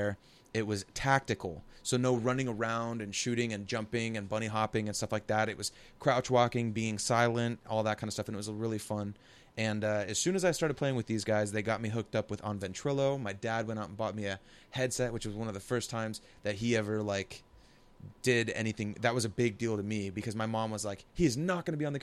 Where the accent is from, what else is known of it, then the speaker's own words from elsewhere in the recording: Portland, Oregon, United States; I'm from the Portland area